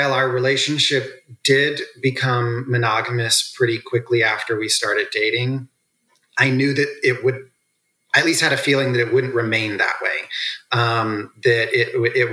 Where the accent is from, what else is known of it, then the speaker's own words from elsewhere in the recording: Midwest, United States; also born or lived in the South (US); I was born in the South, raised in the Midwest, raised on a farm